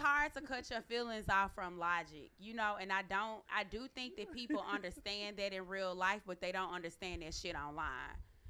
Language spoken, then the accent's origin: English; the South, United States; I'm from the South. I'm a Southern Belle. So, I mean, I definitely think that, like, dating in New York is, like, something, like, completely different from down South, even though I haven't been there in a while.